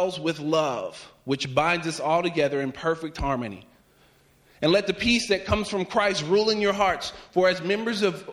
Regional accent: Virginia, United States; moved away; whenever I was growing up, I'm from Virginia, and we would have cold mornings.

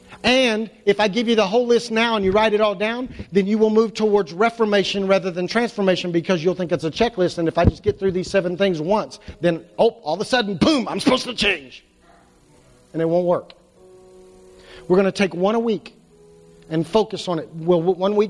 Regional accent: United States; we're American Christians

